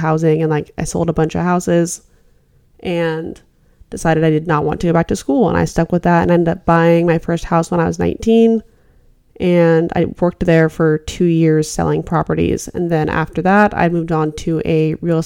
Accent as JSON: {"language": "English", "region": "Alaska", "country": "United States", "tie": "born or raised there", "moved": "as an adult", "said": "I'm actually from Alaska. I grew up here. I was here for 18 years of my life."}